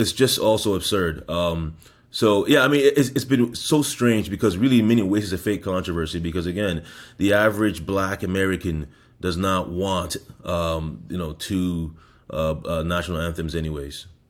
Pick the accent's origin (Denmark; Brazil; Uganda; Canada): Canada; now in United States; I am Canadian